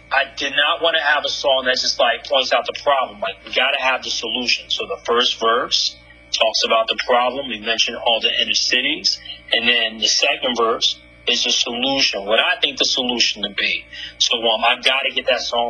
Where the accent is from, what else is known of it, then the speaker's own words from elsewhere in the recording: New York City, New York, United States; also born or lived in Manhattan, New York; I'm a true New Yorker. I'm born in Brooklyn, New York, and I currently live in Manhattan, a.k.a. NYC